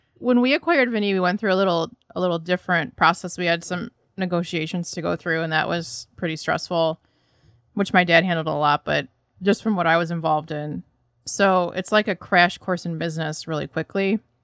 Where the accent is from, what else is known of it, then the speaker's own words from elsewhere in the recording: Troy, Michigan, United States; now in Chicago, United States; I'm originally from the Detroit area, so Troy, Michigan specifically